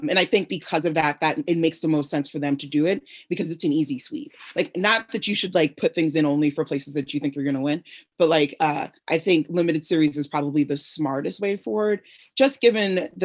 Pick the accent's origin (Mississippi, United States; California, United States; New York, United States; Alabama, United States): New York, United States; I'm from New York